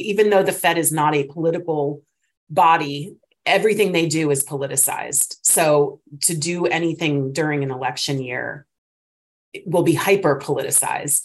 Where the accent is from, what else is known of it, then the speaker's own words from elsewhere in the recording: East Coast, United States; moved away as an adult; now in California, United States; obviously I'm from the East Coast, grew up there. I've only been in California for eight years